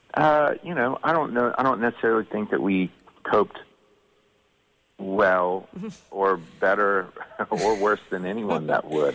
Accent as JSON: {"language": "English", "region": "Georgia", "country": "United States", "tie": "born or raised there", "said": "growing up in Georgia"}